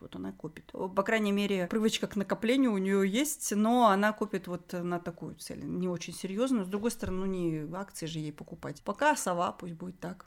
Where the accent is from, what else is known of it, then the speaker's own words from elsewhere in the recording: Semey, Abai Region, Kazakhstan; moved away; я из Семпатинска